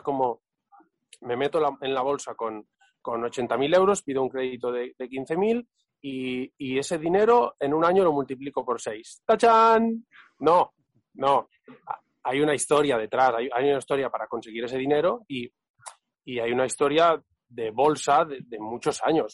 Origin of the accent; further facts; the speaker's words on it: Catalonia, Spain; soy catalán